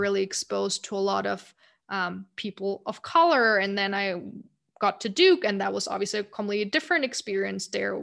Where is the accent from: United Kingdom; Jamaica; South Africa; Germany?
Germany; moved away as an adult; also born or lived in United States; growing up in Germany